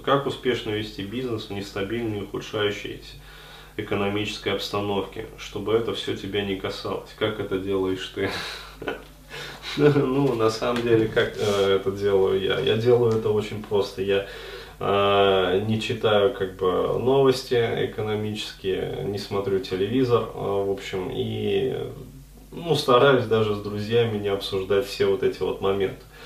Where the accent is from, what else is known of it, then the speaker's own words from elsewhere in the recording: Ufa, Bashkortostan, Russia; now in Moscow, Russia; ездил к себе там в родной город Уфу